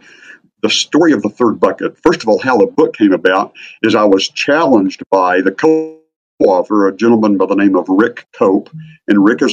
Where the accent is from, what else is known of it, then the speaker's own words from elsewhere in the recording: Midwest, United States; grew up in a small town in the Midwest